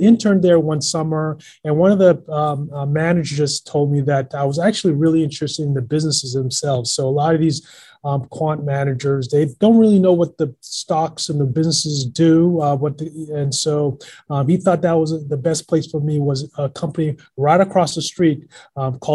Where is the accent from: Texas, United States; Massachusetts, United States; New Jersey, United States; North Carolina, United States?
Massachusetts, United States; Boston; I grew up in Boston